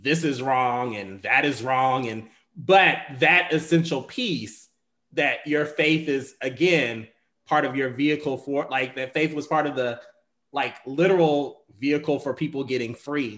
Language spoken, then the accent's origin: English; the South, United States; I come from, I'm from the South